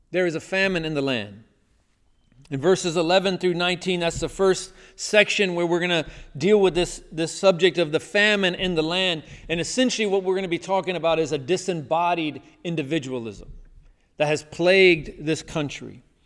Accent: the South, United States; growing up in the South

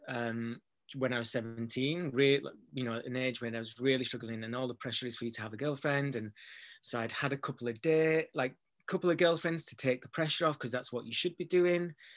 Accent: Bradford, Yorkshire and the Humber, United Kingdom; moved away as an adult; also born or lived in Manchester; I'm from Bradford, from an area that you know is a low socioeconomic area

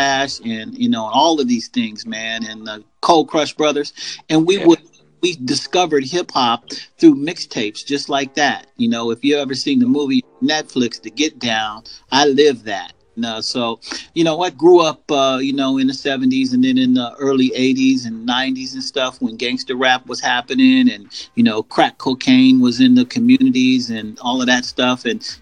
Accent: Seattle, Washington, United States; also born or lived in California; I'm from Seattle, Washington. I've been, you know, here all my life

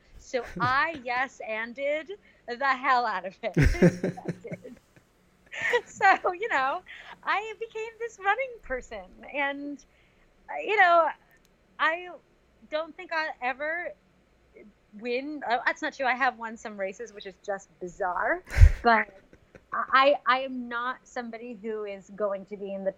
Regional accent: Westchester, New York, United States; also born or lived in Queens, New York City; I'm from Westchester, from, you know, New York, born and bred.

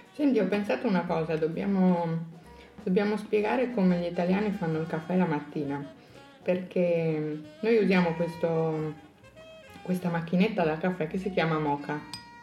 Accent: Pordenone, Friuli-Venezia Giulia, Italy; sono di Pordenone e quindi sono molto più a nord.

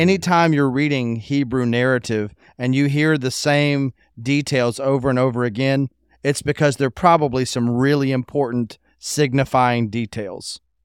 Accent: United States; growing up in America

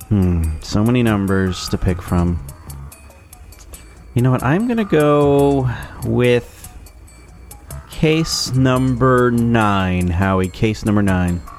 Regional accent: New Jersey, United States; I am from New Jersey. I have three wonderful children and a beautiful wife.

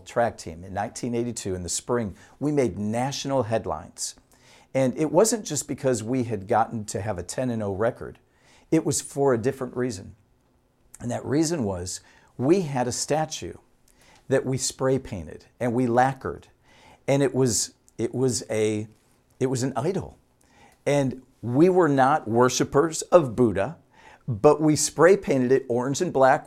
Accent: Utica, Michigan, United States; moved away as an adult; also born or lived in Dallas-Fort Worth, Texas; I grew up in Utica, Michigan

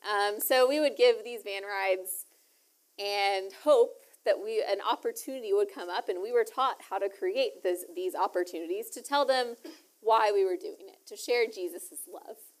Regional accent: Lufkin, Texas, United States; also born or lived in Houston, Texas; I grew up in East Texas

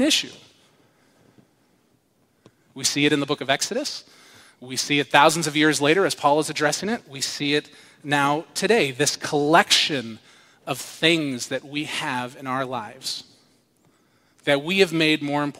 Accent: United States; I'm an American

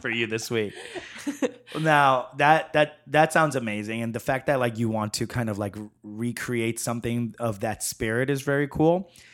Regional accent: New York, United States; moved away; also born or lived in San Francisco / Chicago; growing up in New York and living in San Francisco

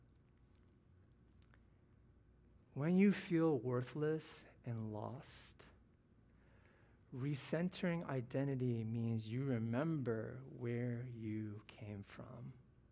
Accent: Ohio, United States; I was born in Ohio to the son of Taiwanese immigrants, a middle-class family. That's where I'm from

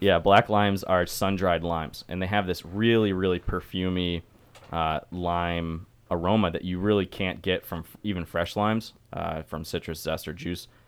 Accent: Syracuse, New York, United States; I'm from Syracuse, New York

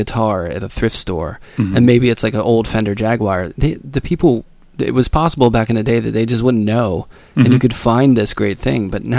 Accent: Pittsburgh, Pennsylvania, United States; I grew up in Pittsburgh.

